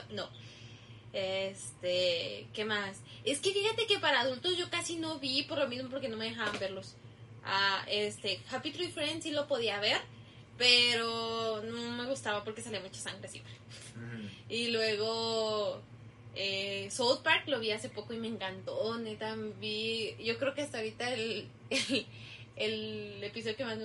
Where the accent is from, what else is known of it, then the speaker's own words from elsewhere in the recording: Mexico; no, pues soy mexicana y pues obviamente no entiendo mucho de lo que de lo que hablan